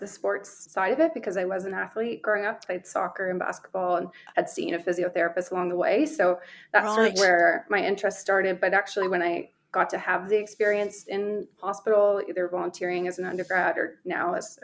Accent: St. John's, Newfoundland and Labrador, Canada; Memorial University, which is in my hometown of St. John's, Newfoundland.

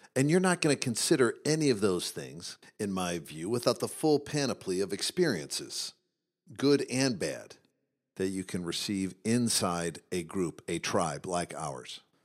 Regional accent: Midwest, United States; as a 12 year old boy growing up in the Midwest

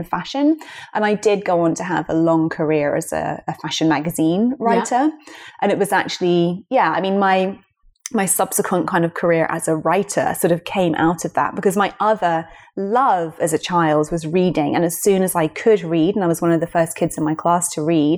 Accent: London, United Kingdom; here we are in London, and it's my hometown

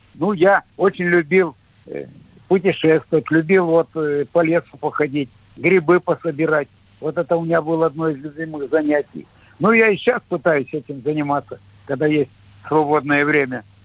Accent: Nizhny Tagil, Sverdlovsk Oblast, Russia; я все детство, юность у меня прошла в металлургическом городе

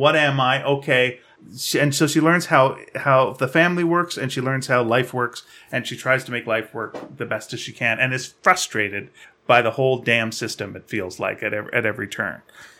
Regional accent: Greenfield Park, Quebec, Canada; No, it was in Greenfield Park, Quebec.

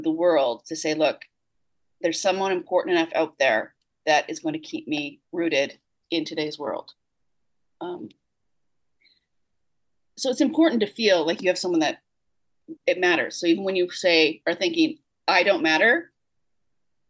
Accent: Canada; I'm a good Canadian girl.

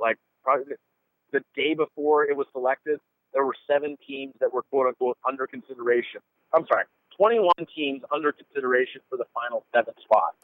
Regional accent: Pennsylvania, United States; now in Midwest, United States; I'm originally from Pennsylvania myself

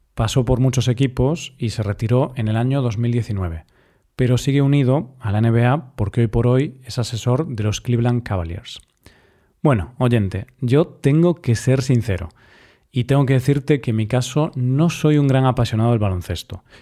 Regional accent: Spain; a mí como español

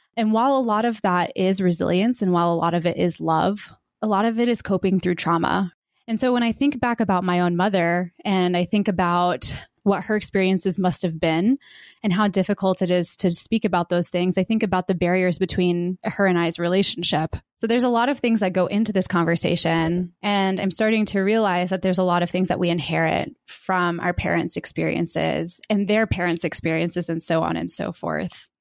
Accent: Georgia, United States; I was born in the South, in Georgia

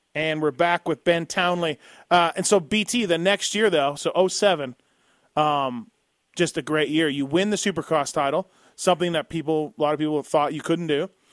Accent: Canada; now in United States; I'm Canadian, so I'm not fully American

